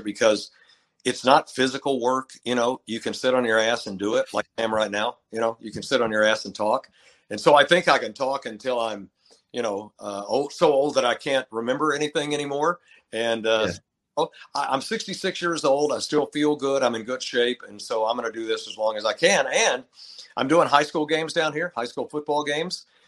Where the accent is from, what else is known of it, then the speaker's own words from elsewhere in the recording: Lubbock, Texas, United States; moved away as an adult; also born or lived in Menomonee Falls, Wisconsin; I'm from Texas. I mean, I grew up here, grew up in Lubbock